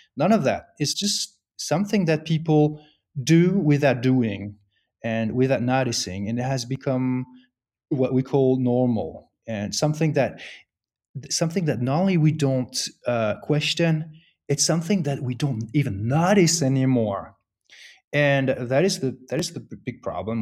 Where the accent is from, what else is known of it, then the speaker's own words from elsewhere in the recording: France; moved away as an adult; now in United States; I grew up in France